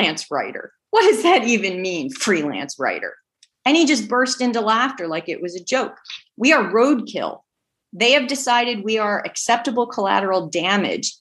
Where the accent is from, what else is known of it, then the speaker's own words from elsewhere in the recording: New Jersey, United States; I grew up in a union household. My parents were public school teachers here in New Jersey